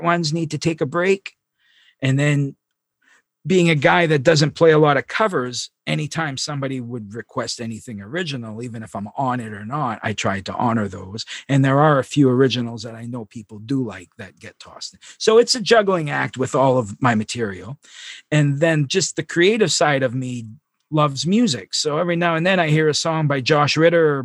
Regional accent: Long Lake, Maine, United States; also born or lived in Presque Isle, Maine; I was born in Presque Isle and I grew up on Long Lake.

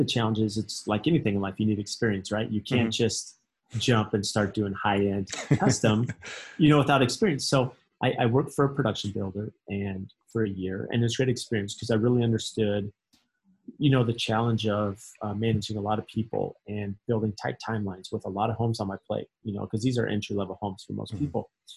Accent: San Diego, California, United States; I grew up in San Diego

